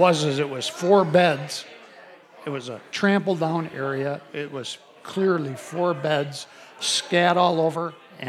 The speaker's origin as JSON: {"language": "English", "region": "Iowa", "country": "United States", "said": "I'm from Iowa."}